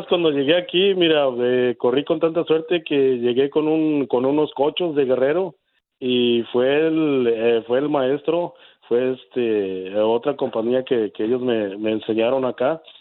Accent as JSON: {"language": "Spanish", "region": "Hidalgo", "country": "Mexico", "moved": "yes", "lives_now": "Chicago, United States", "said": "originario del estado de Hidalgo."}